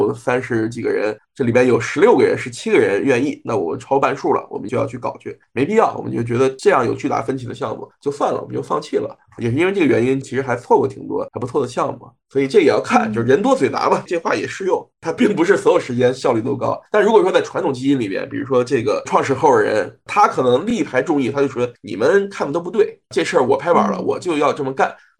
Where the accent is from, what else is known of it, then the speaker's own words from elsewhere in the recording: China; 对，亚洲只有我一个，只有我一个中国人嘛。